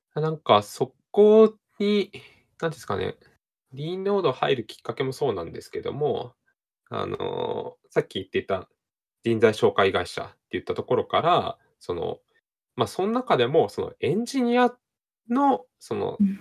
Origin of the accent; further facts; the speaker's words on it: Hokkaido, Japan; 私北海道出身なんですけど、田舎でね